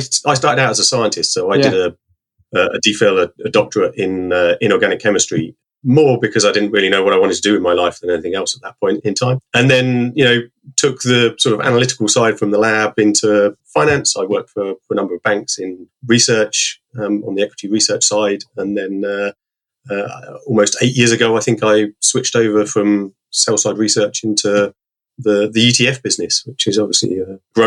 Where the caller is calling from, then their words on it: Harpenden, East of England, United Kingdom; Just outside of London, Harpenden.